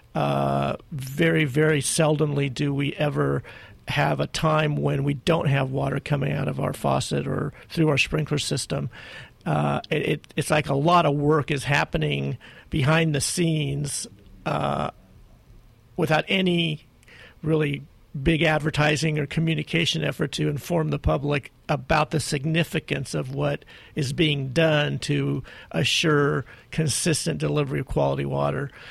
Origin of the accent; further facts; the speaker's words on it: Glendora, California, United States; my hometown Glendora